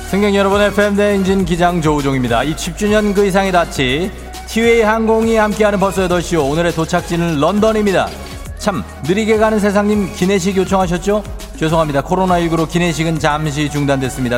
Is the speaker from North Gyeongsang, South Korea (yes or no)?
no; Goyang, Gyeonggi Province, South Korea; 저 고양시 토박이에요. 주엽고 졸업했어요